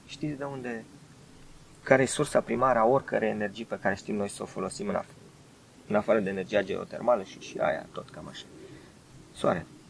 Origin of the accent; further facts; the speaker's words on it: Bucharest, Romania; eu ca bucureștean